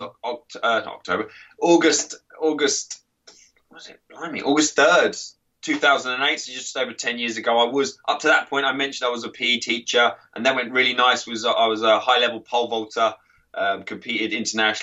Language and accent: English; Crawley, South East England, United Kingdom; moved away as an adult; now in United States; I'm originally from just south of London, so Crawley near Gatwick Airport, south of England, in the UK.